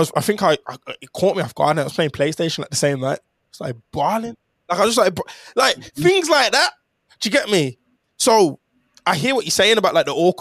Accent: Jamaica; I'm Jamaican

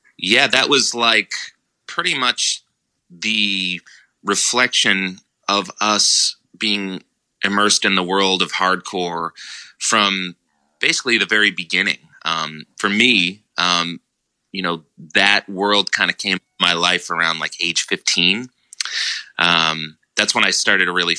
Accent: Methuen, Massachusetts, United States; also born or lived in Boston; I had just moved to Boston after growing up in Methuen, living there for 18 years.

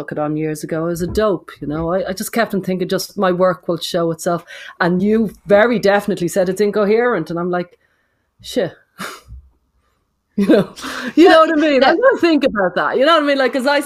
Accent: Ireland; We're Irish.

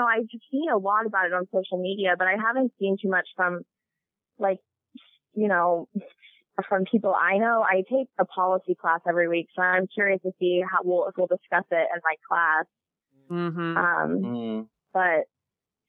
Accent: Omaha, Nebraska, United States; I'm from Omaha, which is kind of our biggest metro area

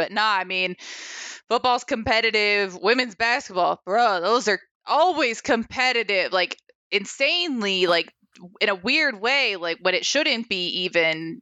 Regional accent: Ohio, United States; now in Ames, United States; I was born in Ohio and I've got family there

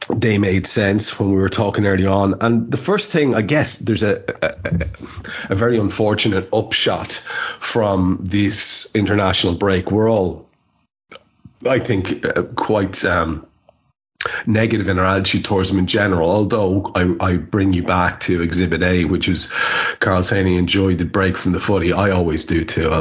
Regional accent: Ireland; being Irish

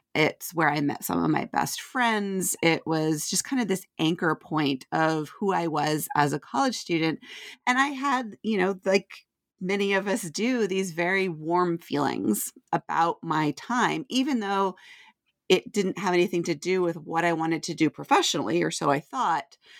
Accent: Vermont, United States; moved away as an adult; also born or lived in Nashville, Tennessee; I grew up in Vermont

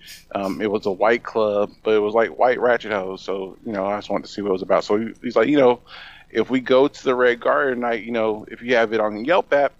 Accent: Indianapolis, Indiana, United States; my hometown of Indianapolis, Indiana

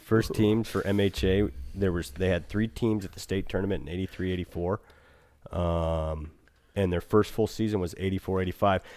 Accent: Eagle River, Alaska, United States; growing up in Eagle Wood, uh, up above

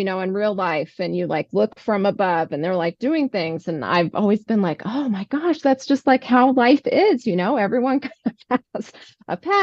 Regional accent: New Mexico, United States; I grew up in New Mexico

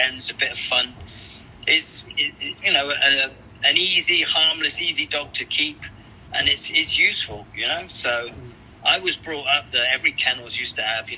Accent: England, United Kingdom; being an Englishman, where I grew up, lots of the old boys used to have allotments

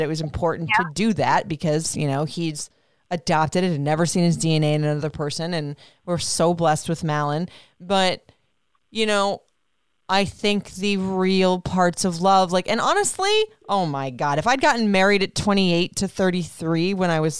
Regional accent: Puerto Rico; but we went to Puerto Rico last summer, being completely out of the comfort zone. I mean, it was my home country

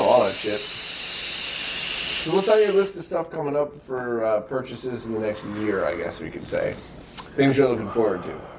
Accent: Bridgeport, Connecticut, United States; I grew up in Bridgeport

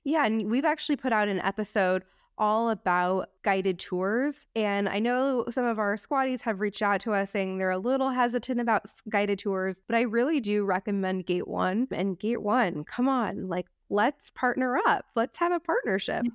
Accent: United States; we're American

